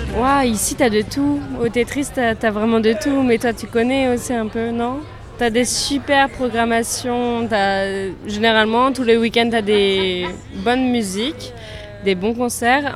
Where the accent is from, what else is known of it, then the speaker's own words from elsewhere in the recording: Le Havre, Normandy, France; moved away; je viens du Havre, mais j'avais plus sur le Havre depuis longtemps